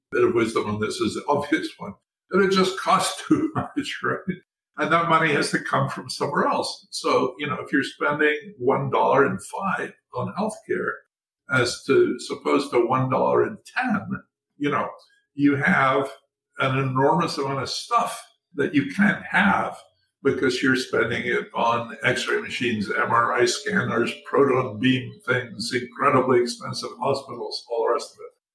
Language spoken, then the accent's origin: English; Scotland, United Kingdom; Scotland, where I was born and grew up.